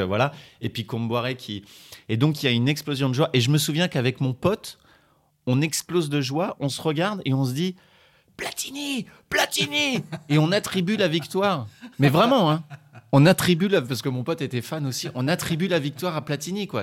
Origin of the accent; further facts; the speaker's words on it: France; je suis je suis français